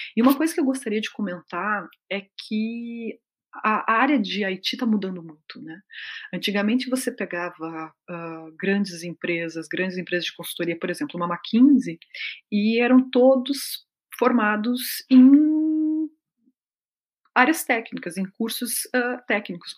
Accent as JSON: {"language": "Portuguese", "country": "Brazil", "also_born_or_lived": "Mexico / Peru", "moved": "as an adult", "said": "eu sou brasileira, que eu estou vindo para cá, que eu estou me adaptando"}